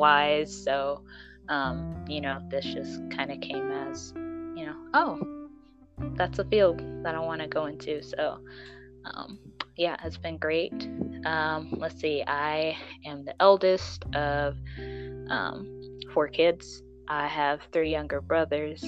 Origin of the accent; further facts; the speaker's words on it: Kansas City, United States; I am from the Kansas City metropolitan area, if you know where that is, in the Midwest.